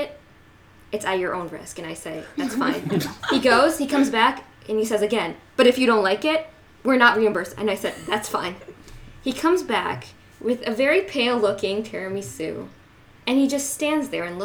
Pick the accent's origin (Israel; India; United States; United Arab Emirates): Israel; moved away; I was born in Israel and served in the army.